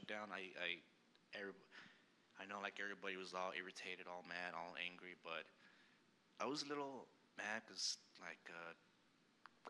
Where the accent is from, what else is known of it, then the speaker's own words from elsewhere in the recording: El Paso, Texas, United States; moved away; I'm from El Paso, Texas, and I used to go to this Catholic church every time